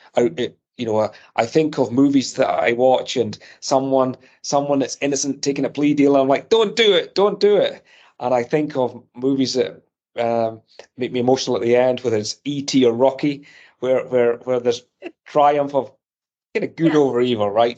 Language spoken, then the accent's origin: English; Scotland, United Kingdom; accent: Scottish; moved away as an adult; also born or lived in Edinburgh, Scotland / near London; now in United States; growing up in Scotland in the 70s and 80s